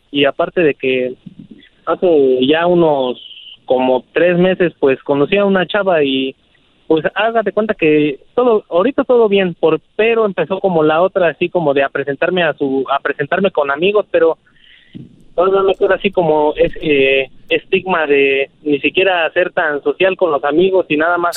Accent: Mexico City, Mexico; now in Arvin, United States; yo soy de la Ciudad de México

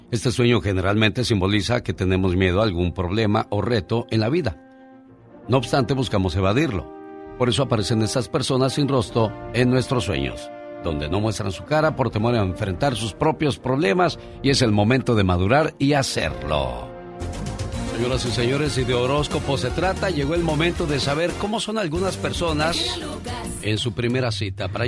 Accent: Mexico; Yo como soy mexicano

